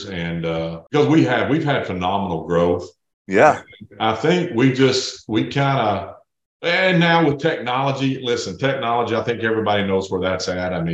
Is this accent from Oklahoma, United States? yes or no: no; East Tennessee, United States; born or raised there